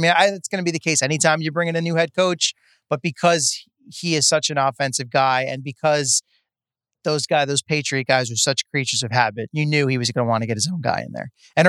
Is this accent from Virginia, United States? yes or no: no; New Jersey, United States; growing up in Jersey